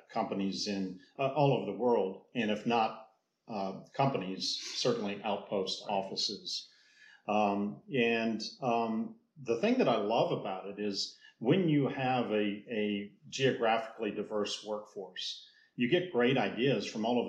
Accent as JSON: {"language": "English", "country": "United States", "said": "as an American"}